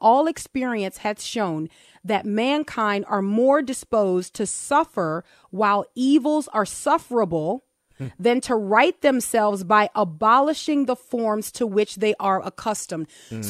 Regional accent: New Orleans, Louisiana, United States; I'm from New Orleans.

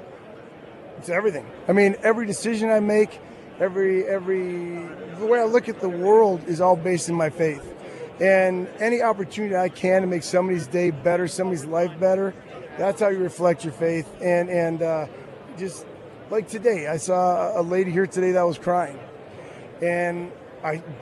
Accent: Green Bay, Wisconsin, United States; moved away as an adult; also born or lived in Nashville, Tennessee; I was raised in Green Bay, Wisconsin

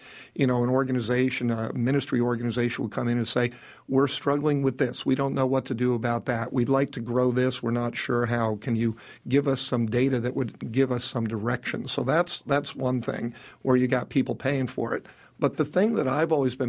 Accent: New York City, New York, United States; I was born in New York City

